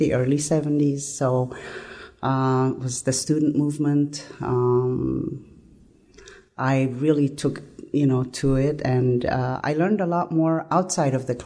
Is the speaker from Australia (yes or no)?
no; Addis Ababa, Ethiopia; moved away as an adult; also born or lived in Pullman, Washington, United States; now in Washington, D.C., United States; I grew up in Ethiopia until I finished 12th grade.